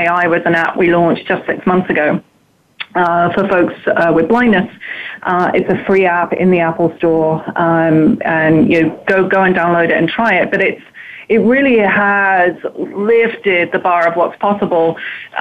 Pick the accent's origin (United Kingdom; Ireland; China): United Kingdom; moved away as an adult; now in United States; I'm clearly from Europe. I'm very British. I lived there for a good 30 years.